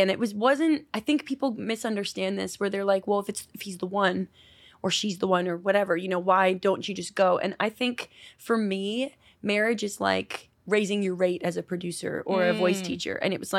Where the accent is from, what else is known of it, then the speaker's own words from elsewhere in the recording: New York, United States; now in Los Angeles, United States; Thanks for having me. I am from New York. I live in LA now